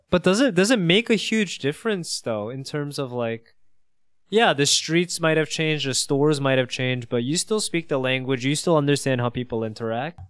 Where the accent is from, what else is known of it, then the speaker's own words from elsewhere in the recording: New York, United States; growing up in New York, I would call myself Korean